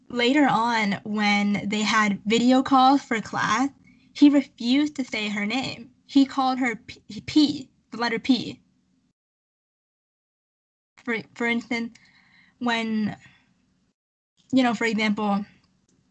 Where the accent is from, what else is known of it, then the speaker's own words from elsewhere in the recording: Canada; we're Canadian, in case anyone forgot. We're from Canada